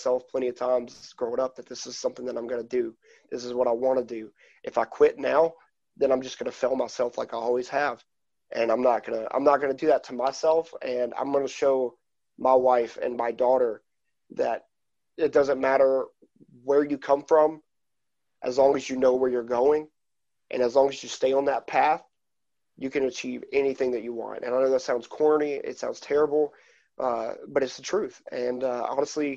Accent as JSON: {"language": "English", "region": "East Coast", "country": "United States", "tie": "born or raised there", "moved": "yes", "said": "my hometown area of the East Coast and Canada"}